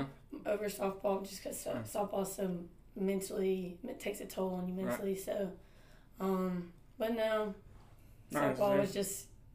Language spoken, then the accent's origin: English; Leesburg, Georgia, United States; I'm from Leesburg, Georgia.